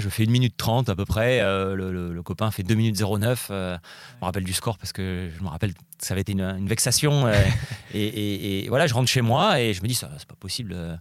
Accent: Nice, Provence-Alpes-Côte d'Azur, France; j'habite à Nice, je suis né à Nice, j'ai grandi là-bas

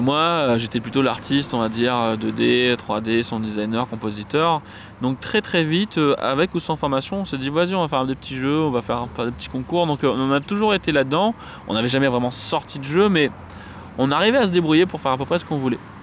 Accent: Saint-Denis, Réunion; Je suis né à Saint-Denis, de ah. la Réunion

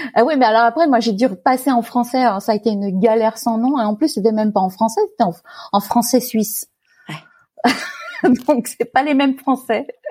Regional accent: Fayence, Provence-Alpes-Côte d'Azur, France; moved away as an adult; also born or lived in Paris region / Middle East / Pays-d'Enhaut, Switzerland; now in Switzerland; j'ai grandi euh, dans une très jolie propriété dans la région parisienne, euh, la première partie de ma vie. Ensuite, mes, parents ont déménagé et on est allé dans la Garrigue, euh, dans le sud de la France, dans un petit village qui s'appelait Fayence

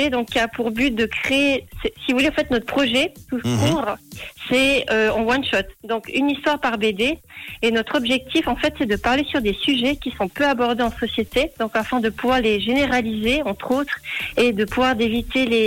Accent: Valais, Switzerland; donc je viens du canton du Valais.

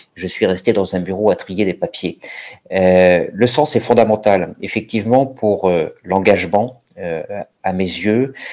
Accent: Paris, Île-de-France, France; je suis euh, parisien, j'ai grandi à, grandi à Paris

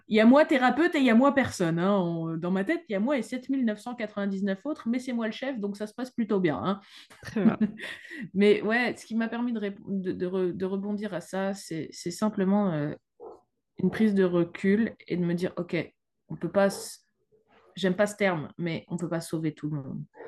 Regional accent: France; now in Luxembourg; Je suis française, mais je suis installée au Luxembourg

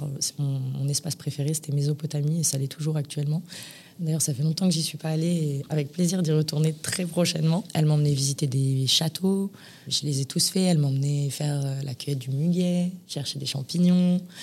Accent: Paris, Île-de-France, France; moved away as an adult; also born or lived in Lyon; now in Marbella, Spain; je suis née à l'hôpital Saint-Antoine à Paris un vendredi 29 octobre euh, en 1993

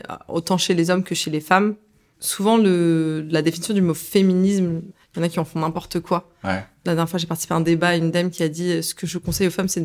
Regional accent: Algeria; Alors, je suis algérienne, forcément il y a un attachement avec l'Afrique.

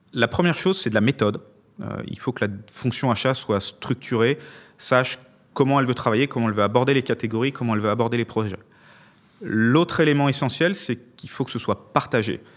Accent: Lyon, Auvergne-Rhône-Alpes, France; je suis lyonnais après tout

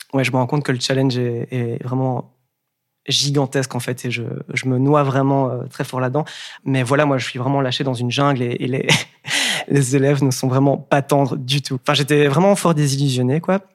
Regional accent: Wallonia, Belgium; also born or lived in Breda / Dublin; je viens du Brabant à d'un petit village. j'ai ouais, j'ai grandi

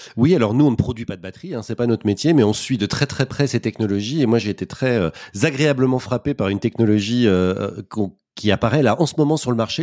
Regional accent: Paris, Île-de-France, France; quand on est parisien, par exemple, ce qui est mon cas

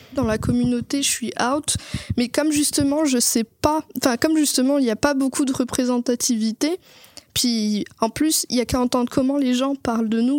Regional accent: Madagascar; j'ai grandi à Madagascar

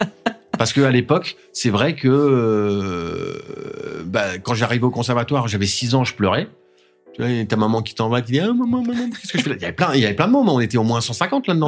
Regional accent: Vernon, Normandy, France; c'est ma ville, euh, c'est ma ville natale. Euh, j'y suis né

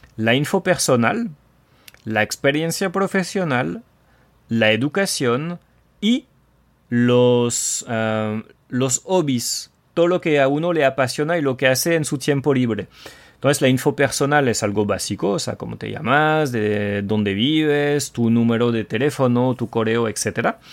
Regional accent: France; el francés tóxico

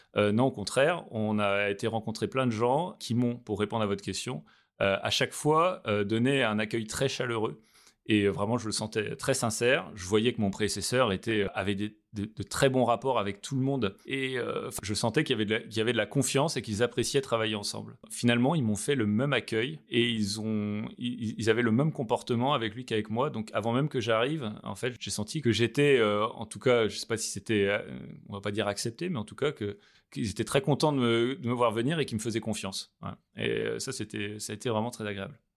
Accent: Brest, Brittany, France; moved away as an adult; now in Benin; j'ai grandi euh, en Bretagne, à Brest.

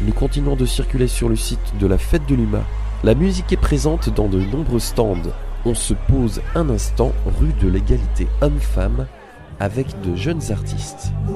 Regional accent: Vosges, Grand Est, France; On vient des Vosges

